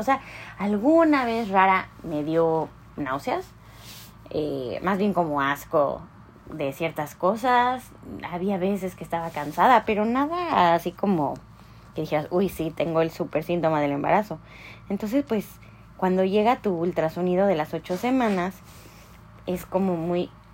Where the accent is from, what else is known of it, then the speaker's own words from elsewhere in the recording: Mexico; moved away as an adult; now in Canada; como mexicanos